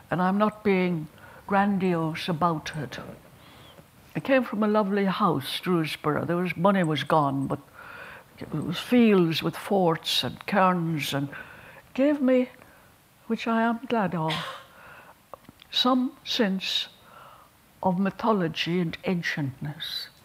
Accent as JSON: {"language": "English", "country": "Ireland", "said": "I'm very glad I'm an Irish woman. And I'm very glad I came from the people I came from and the parish I came from."}